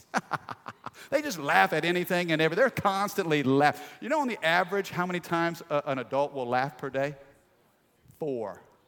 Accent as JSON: {"language": "English", "region": "Midwest", "country": "United States", "tie": "born or raised there", "said": "I grew up in the Midwest in a small little country town."}